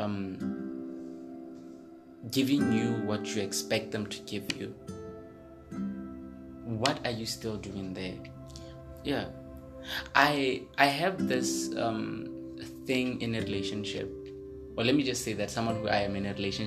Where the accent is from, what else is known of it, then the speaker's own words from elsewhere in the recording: the South, southern Botswana, Botswana; I grew up in the South.